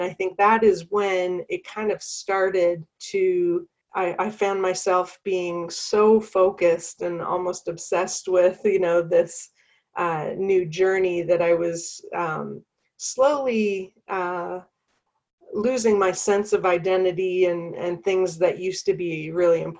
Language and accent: English; Canada; accent: Canadian; now in North Carolina, United States; I am originally from Canada. So if you hear a Canadian accent, that's why. Um, but I currently live in North Carolina